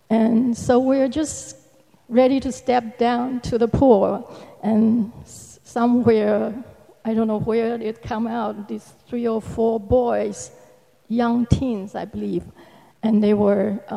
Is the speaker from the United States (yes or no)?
no; Taiwan; moved away as an adult; I came to this country from Taiwan, Republic of China, uh, 40 years ago. Um, and half of that time I have been a disciple.